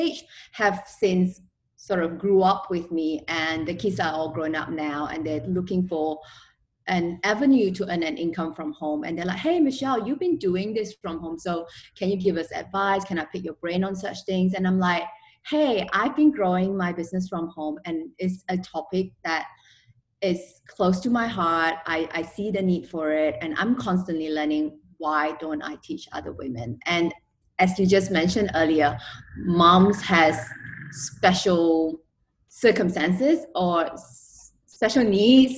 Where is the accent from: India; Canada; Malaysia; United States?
Malaysia; also born or lived in Australia; now in Singapore; I am originally from Malaysia and I lived in Australia for a few years. My husband's Australian and we're now living in Singapore.